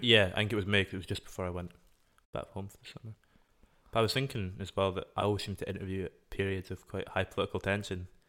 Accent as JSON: {"language": "English", "region": "Scotland", "country": "United Kingdom"}